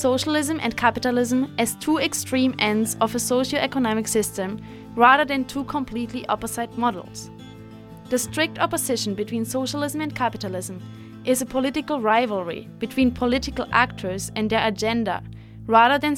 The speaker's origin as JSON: {"language": "English", "country": "Germany", "said": "I'm from Germany, one of those Western states where capitalism has been the dominating system for the last couple of centuries"}